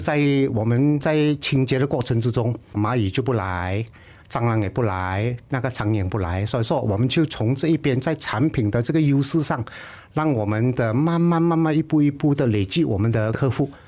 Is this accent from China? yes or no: no; Malaysia; 我们是英国的殖民地